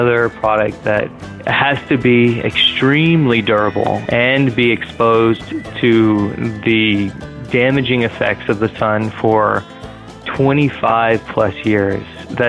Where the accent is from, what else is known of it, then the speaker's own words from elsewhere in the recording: Austin, Texas, United States; I am a Texan, born and raised in Austin.